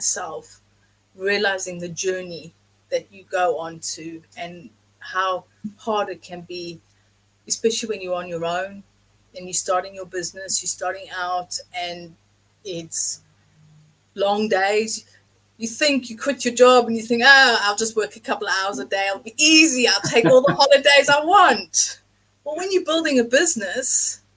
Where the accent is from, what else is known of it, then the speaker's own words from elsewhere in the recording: South Africa; now in England; I grew up in South Africa